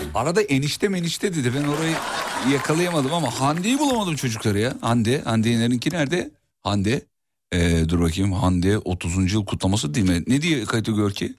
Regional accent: Kocaeli, Turkey; moved away; also born or lived in Black Sea Region; Kocaeli benim memleketim

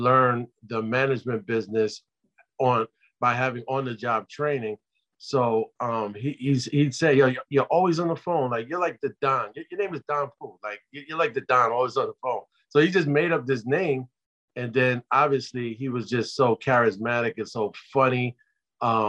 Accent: New York City, New York, United States; I'm a kid growing up in Brooklyn

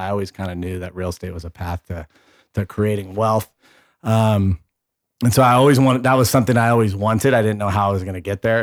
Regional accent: Bay Area, California, United States; I, I grew up with in the Bay Area

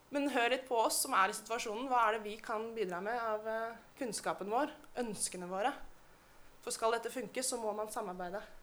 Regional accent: Oslo, Norway; Jeg vokste opp i Oslo. Jeg er født i Oslo

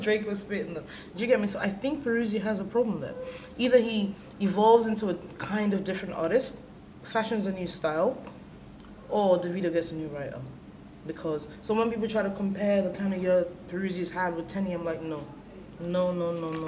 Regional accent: Nigeria; as a Nigerian

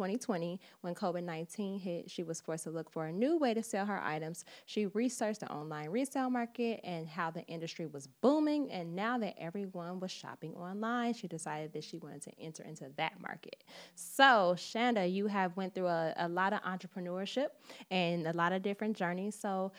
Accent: Midwest, United States; AA, I'm from the Midwest too.

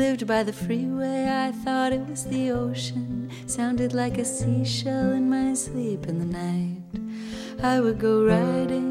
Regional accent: Portland, Oregon, United States; now in Brooklyn, United States; I am from Portland, Oregon

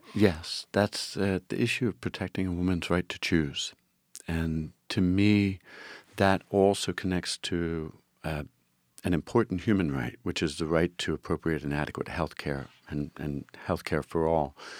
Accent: Philadelphia, Pennsylvania, United States; I grew up in the Frankfurt, uh, part of, part of the, the district

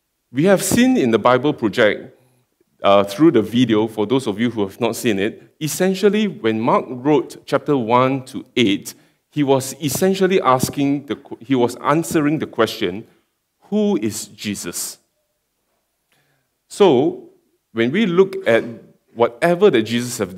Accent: Singapore; moved away as an adult; now in Perth, Australia; I come from Singapore, and I've been just in Perth for about 1.5 years

